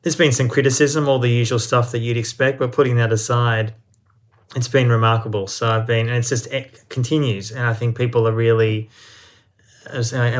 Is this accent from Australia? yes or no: yes; Australia; moved away; also born or lived in Israel; I was born in Australia, but I have German heritage